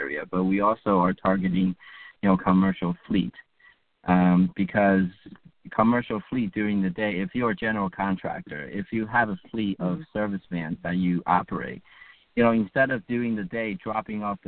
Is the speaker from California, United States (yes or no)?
no; Bergen County, northern New Jersey, United States; I grew up in Bergen County